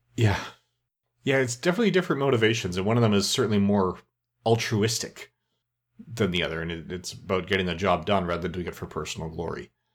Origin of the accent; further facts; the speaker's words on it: Canada; I'm Canadian